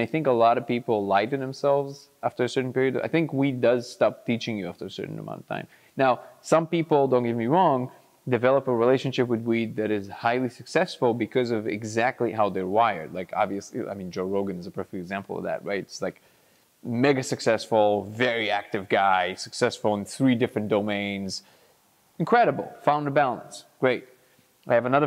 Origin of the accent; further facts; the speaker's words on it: Lod, Central District, Israel; grew up in Lod in Israel, which is like, you know, the drug capital of Israel